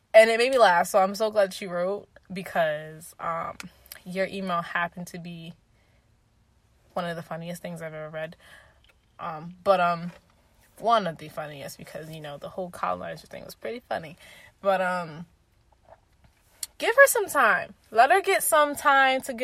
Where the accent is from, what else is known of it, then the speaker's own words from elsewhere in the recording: New York City, New York, United States; I'm a New Yorker